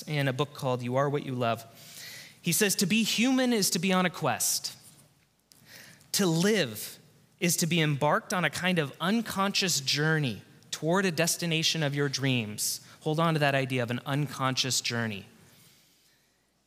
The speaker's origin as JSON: {"language": "English", "town": "Covina", "region": "California", "country": "United States", "tie": "born or raised there", "said": "Back at my home church, this is the church I grew up in Southern California, in Covina. I grew up at this church"}